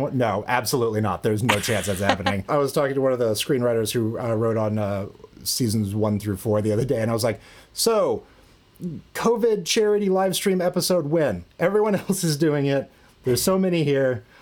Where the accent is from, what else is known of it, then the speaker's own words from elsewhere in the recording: central Kansas, United States; I grew up in uh, central Kansas in a town almost identical